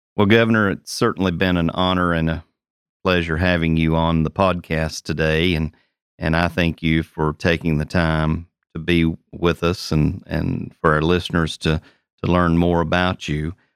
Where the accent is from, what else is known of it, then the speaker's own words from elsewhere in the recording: Tennessee, United States; we're all Tennesseans